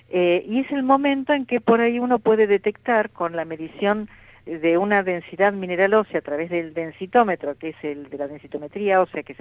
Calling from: Caseros, Buenos Aires Province, Argentina; Eh, bueno … de Caseros

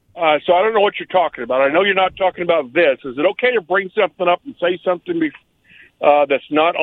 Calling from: Richland, United States; from Richland, guys.

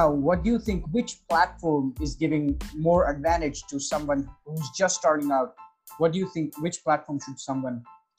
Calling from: India; I'm calling from India.

